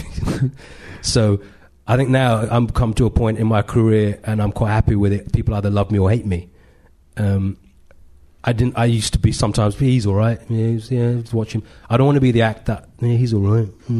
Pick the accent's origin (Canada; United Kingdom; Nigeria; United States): United Kingdom; London; I grew up in Edgware and I was born in London in the 70s